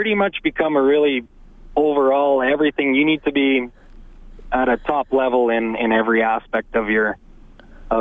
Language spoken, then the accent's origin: English; Saskatchewan, Canada; now in Edmonton, Canada; I grew up mostly in Saskatchewan